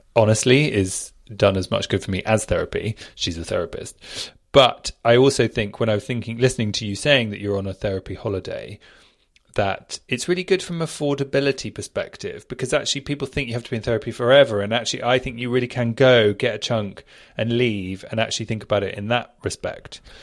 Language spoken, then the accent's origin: English; United Kingdom; moved away as an adult; now in Australia; I grew up in Southfield. It's now called Southfield Village